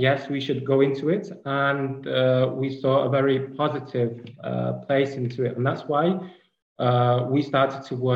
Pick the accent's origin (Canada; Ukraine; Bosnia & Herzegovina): Ukraine; also born or lived in Kyiv; I'm from Ukraine. So right now I'm in Ukraine in Kiev